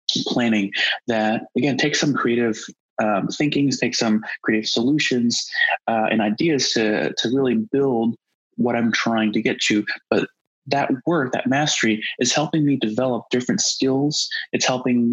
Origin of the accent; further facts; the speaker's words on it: United States; growing up as Asian American